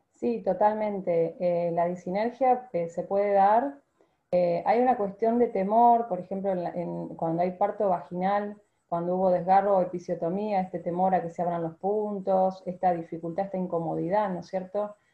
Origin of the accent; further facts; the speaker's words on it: Argentina; ser la primera argentina